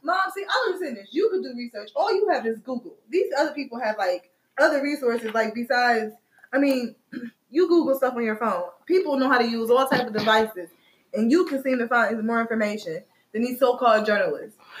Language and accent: English; Midwest, United States; I'm from the Midwest.